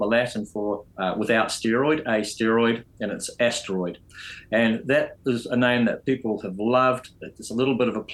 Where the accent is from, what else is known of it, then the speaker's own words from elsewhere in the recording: New Zealand; also born or lived in United Kingdom; And I'm a Kiwi